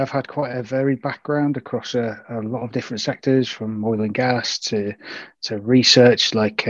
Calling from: Warrington, North West England, United Kingdom; So Warrington, it's in northern part of the UK, just right in between Liverpool and Manchester.

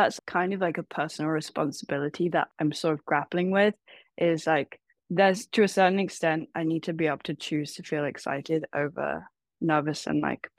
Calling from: San Francisco, California, United States; also born or lived in Taiwan; I'm calling from San Francisco.

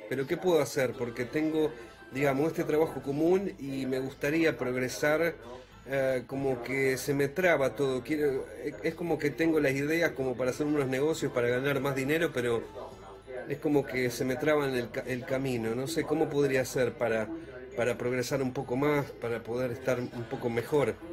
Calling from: Mercedes, Buenos Aires Province, Argentina; eh, tengo 47 años y soy de Mercedes, Buenos Aires.

